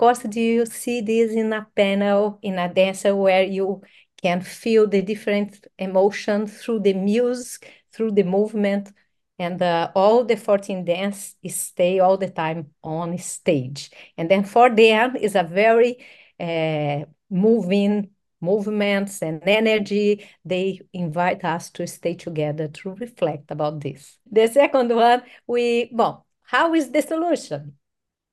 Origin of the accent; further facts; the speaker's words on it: São Paulo, Brazil; We are from Sao Paulo, and of course in our DNA we have this amazing feeling of this vibrant city.